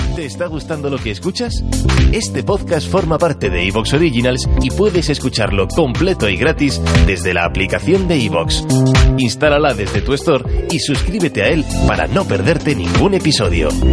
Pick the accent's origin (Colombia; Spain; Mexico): Spain; Castile; soy un señor castellano